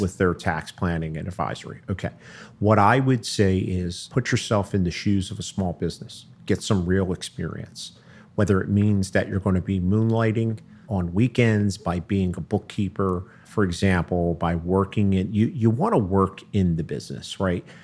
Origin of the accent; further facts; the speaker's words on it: Philadelphia, Pennsylvania, United States; moved away as an adult; also born or lived in South Jersey; now in Cherry Hill, United States; I grew up in, I grew up in Philly.